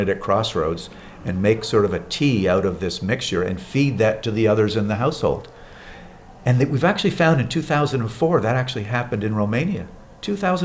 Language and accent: English; Montreal, Quebec, Canada; living in growing up in Montreal, Canada.